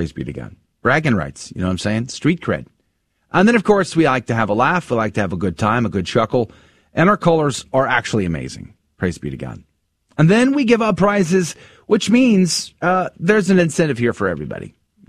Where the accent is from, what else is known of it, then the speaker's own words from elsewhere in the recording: San Antonio, Texas, United States; San Antonio is a great town, not just because I grew up there